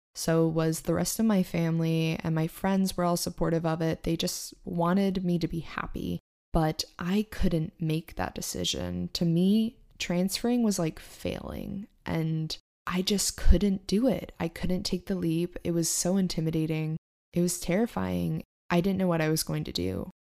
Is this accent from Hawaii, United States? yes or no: no; Maine, United States; moved away as an adult; also born or lived in New York / Boston; I grew up in Maine